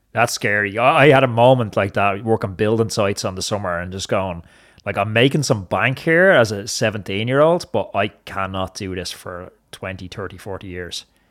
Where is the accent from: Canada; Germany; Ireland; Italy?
Ireland